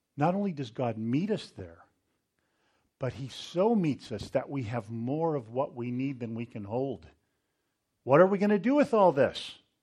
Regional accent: Northern California, United States; I grew up near the American River, up in Northern California

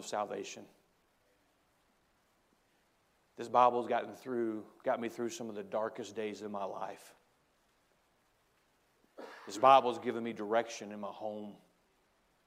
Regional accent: United States; as an American

